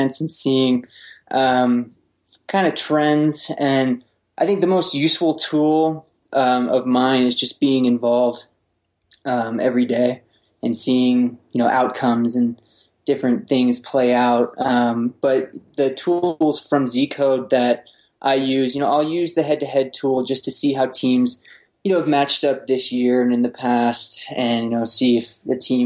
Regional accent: Bay Area, California, United States; I grew up in the Bay Area.

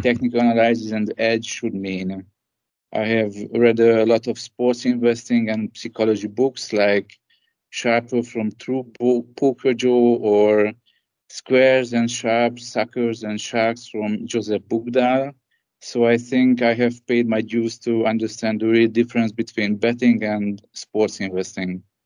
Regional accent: Debrecen, Hajdú-Bihar, Hungary; also born or lived in Budapest; I grew up in the second largest city of Hungary.

